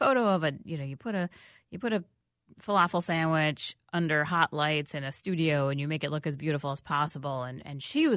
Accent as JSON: {"language": "English", "country": "United States", "said": "I am an American."}